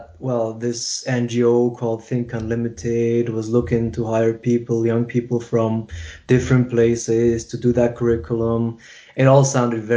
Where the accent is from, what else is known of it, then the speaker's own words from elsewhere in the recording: Switzerland; also born or lived in Kuwait City, Kuwait / Iraq; I grew up in Switzerland